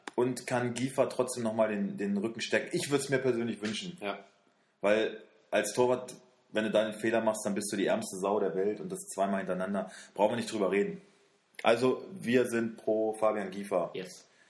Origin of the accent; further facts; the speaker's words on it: Wolfsburg, Lower Saxony, Germany; wir kommen beide aus Wolfsburg, wir wohnen hier